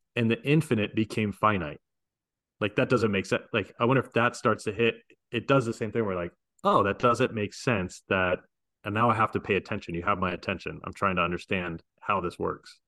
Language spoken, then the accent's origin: English; United States; I'm American